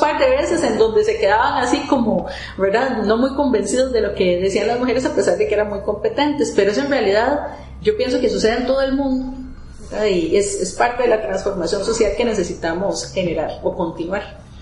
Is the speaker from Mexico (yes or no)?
no; Costa Rica; moved away as an adult; also born or lived in Germany; uno como costarricense